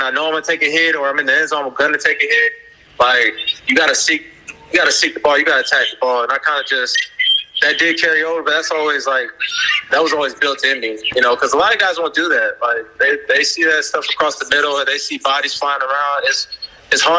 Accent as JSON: {"language": "English", "town": "Palm Beach", "region": "Florida", "country": "United States", "tie": "born or raised there", "said": "We were both Florida kids. He's from Tampa, I'm from Palm Beach."}